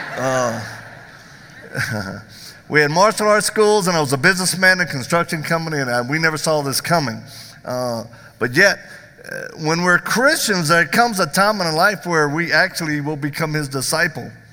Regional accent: the South, United States; I'm from the South

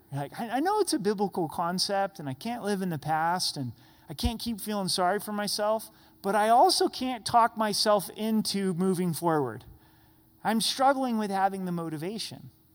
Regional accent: United States; as American Christians

